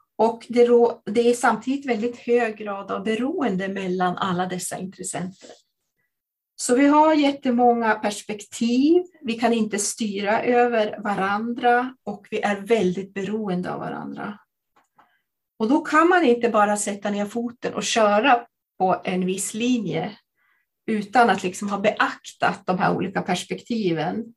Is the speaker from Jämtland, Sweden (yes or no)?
yes; Jämtland, Sweden; jag kommer från eh, Jämtland